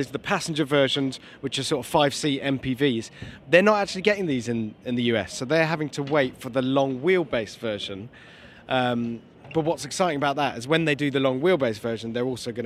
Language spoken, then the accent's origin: English; United Kingdom; we're British